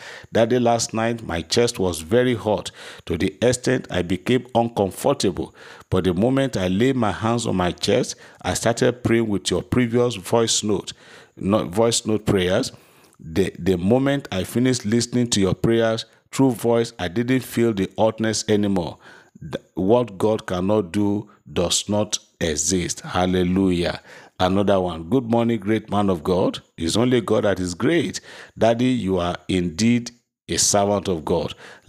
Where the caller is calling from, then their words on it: Lagos, Nigeria; I'm testifying from Lagos.